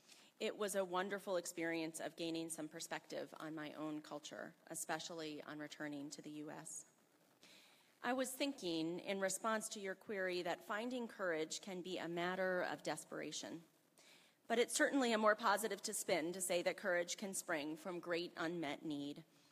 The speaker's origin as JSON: {"language": "English", "town": "Selma", "region": "Alabama", "country": "United States", "tie": "born or raised there", "said": "I grew up in Selma, Alabama, from a very conservative and fundamentalist-oriented white family."}